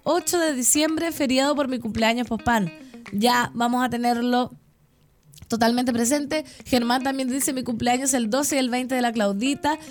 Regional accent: Putaendo, Valparaíso, Chile; now in Santiago, Chile; mi pueblo no se me va del corazón

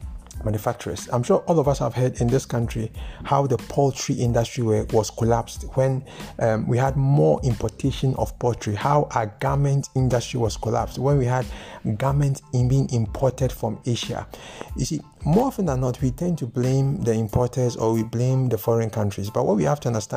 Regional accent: Ghana; I am a Ghanaian

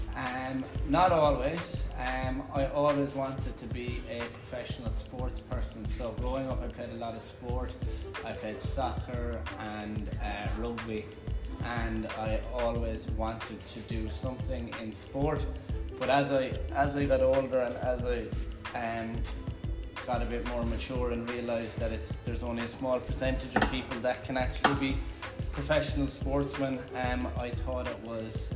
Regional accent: Galway, Connacht, Ireland; moved away; I'm from the west of Ireland in a place called Galway

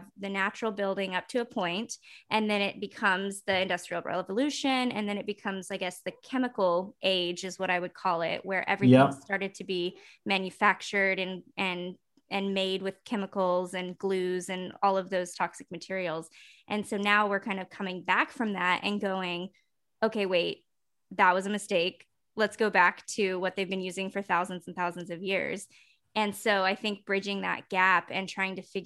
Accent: Texas, United States; That's my home state. That's where I'm from.

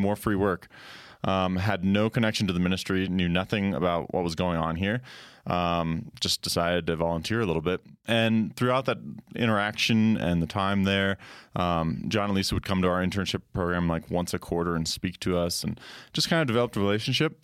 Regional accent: Colorado, United States; I grew up in Colorado

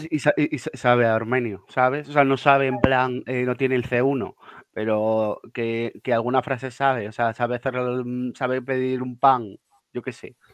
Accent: Pamplona, Navarre, Spain; yo soy de Pamplona

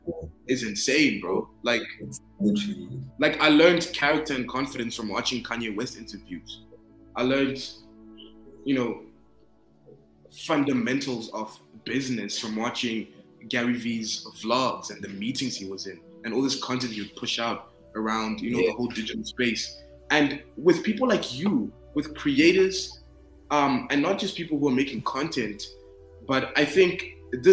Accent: Zimbabwe; moved away; I grew up in Zimbabwe

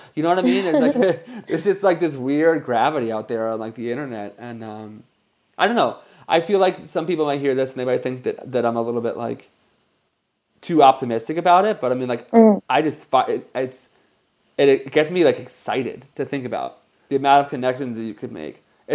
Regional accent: New Jersey, United States; Oh, I'm from New Jersey too.

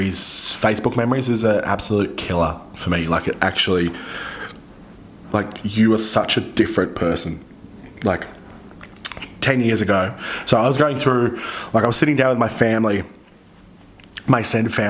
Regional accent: Central Coast, New South Wales, Australia; moved away; I am from the Central Coast. Like, originally

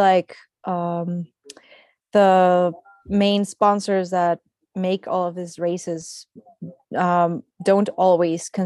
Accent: Mexico; my hometown, which is also in the mountains

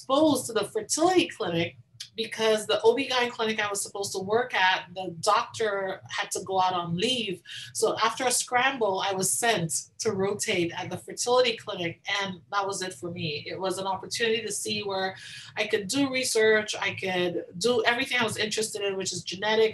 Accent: Tobago, Trinidad & Tobago; moved away; I grew up in the Caribbean. So I grew up in the small island of Tobago

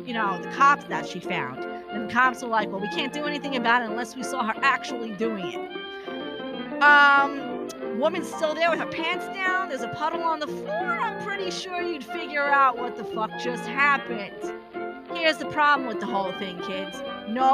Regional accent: New York City, New York, United States; accent: New York; moved away; I'm originally from Brooklyn

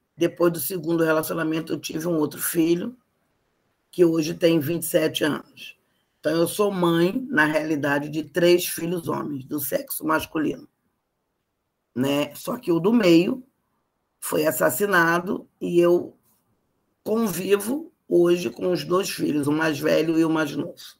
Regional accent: Rio de Janeiro, Brazil; eu sou carioca, né? Nascida no bairro de Botafogo, aqui no, no município do Rio de Janeiro

